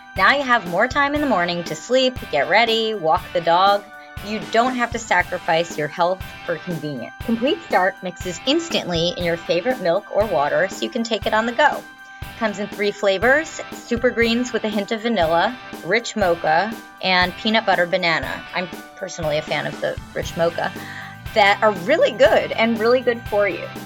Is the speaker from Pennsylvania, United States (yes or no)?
no; New Jersey, United States; I'm from South Jersey